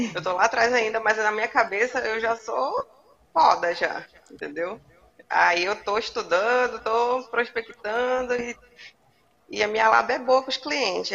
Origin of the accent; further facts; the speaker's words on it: Belém, Pará, Brazil; now in Macapá, Brazil; eu ah, sou paraense, sou de Belém. Aí eu moro aqui.